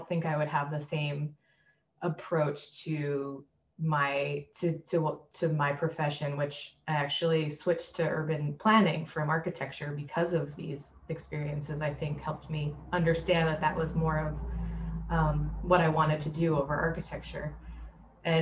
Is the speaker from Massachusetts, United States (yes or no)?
yes; Boston, Massachusetts, United States; moved away as an adult; growing up in the Boston area, I never left New England until I was in college